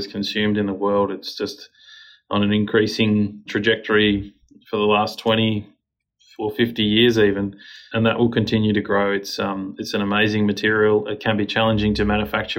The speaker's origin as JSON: {"language": "English", "country": "Australia", "said": "our country is quite small"}